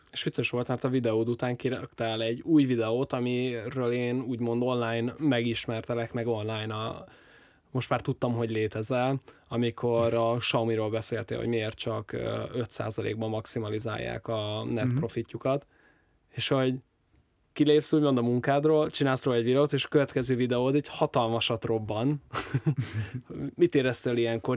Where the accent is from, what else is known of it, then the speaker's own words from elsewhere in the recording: Hungary; magyarként megvan az a hátrányom